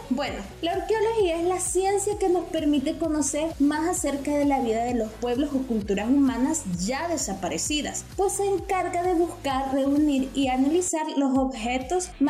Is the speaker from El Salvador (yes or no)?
yes; Sensuntepeque, Cabañas, El Salvador; yo soy de un pueblo, yo soy de Sensuntepeque, ¿no? Y para llegar a Sensunte tengo que pasar por Hilo Vasco.